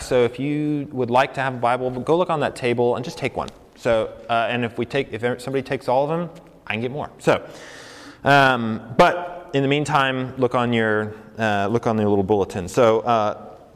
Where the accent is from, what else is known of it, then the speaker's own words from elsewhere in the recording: Colorado, United States; moved away as an adult; also born or lived in New York / St. Louis; now in New Mexico, United States; I grew up in Colorado